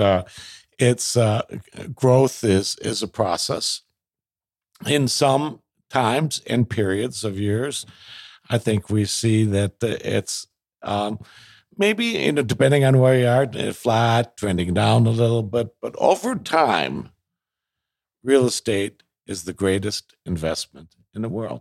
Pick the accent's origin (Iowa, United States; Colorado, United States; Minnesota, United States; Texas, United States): Minnesota, United States; Minneapolis; also born or lived in Edina, Minnesota; I grew up in South Minneapolis